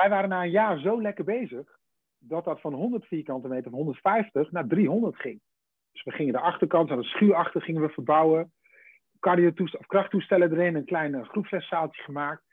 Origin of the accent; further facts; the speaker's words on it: between Deventer and Zwolle, Overijssel, Netherlands; tussen, tussen Deventer en Zwolle in. In, in de Gouden Driehoek. Nee, daar, daar, tussenin. Nee, daar kom ik vandaan. Dan ben ik geboren en getogen.